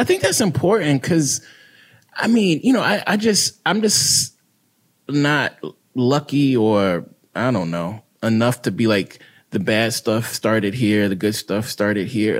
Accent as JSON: {"language": "English", "region": "Mississippi", "country": "United States", "tie": "born or raised there", "said": "I grew up in Mississippi, predominantly black city"}